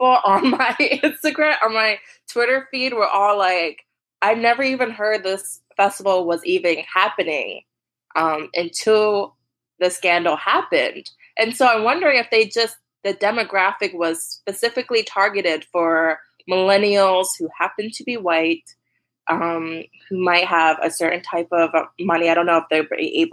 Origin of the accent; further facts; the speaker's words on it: New York City, New York, United States; growing up in New York City